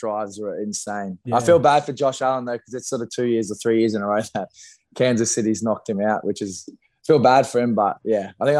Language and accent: English; Australia